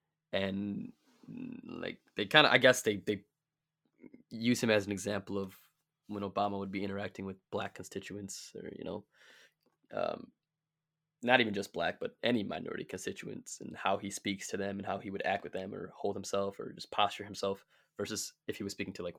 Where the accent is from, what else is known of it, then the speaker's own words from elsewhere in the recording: Delavan, Wisconsin, United States; Like, or think about like growing up in Delavan, right? We both did, right? Like, I think what, 2% of the city is black, maybe less.